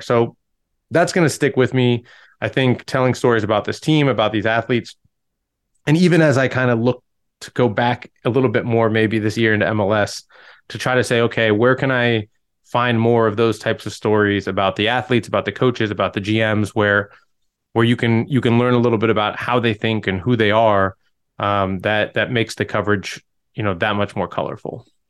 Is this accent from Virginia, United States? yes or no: yes; Fort Belvoir, Virginia, United States; I grew up near Fort Belvoir in Virginia